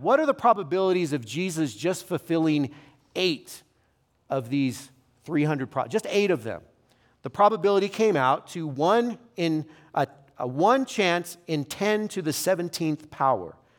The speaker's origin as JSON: {"language": "English", "town": "Fresno", "region": "California", "country": "United States", "also_born_or_lived": "Los Angeles", "moved": "yes", "said": "I'm from Fresno, so I know when I lived in L A, I heard a lot of Fresno jokes"}